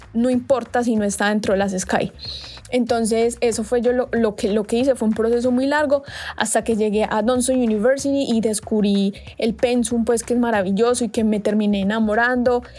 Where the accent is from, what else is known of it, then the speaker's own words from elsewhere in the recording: Colombia; moved away as an adult; now in South Korea; soy de Colombia